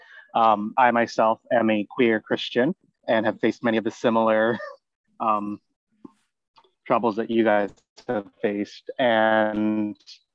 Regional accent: Abbotsford, British Columbia, Canada; growing up in Abbotsford

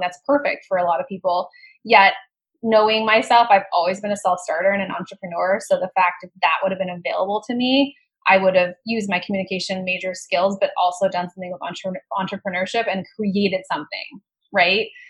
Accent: Colorado, United States; I grew up in Colorado

